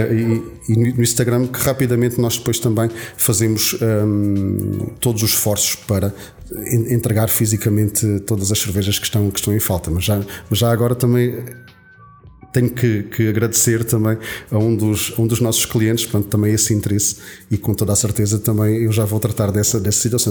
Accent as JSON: {"language": "Portuguese", "region": "Alentejo", "country": "Portugal", "said": "eu, como boa alentejano"}